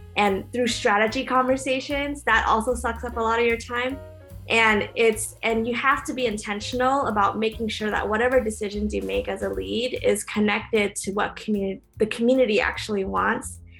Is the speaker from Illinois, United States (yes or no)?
no; Orange County, California, United States; moved away as an adult; also born or lived in Berkeley, California; now in Oakland, United States; I'm originally from Orange County and I live in Oakland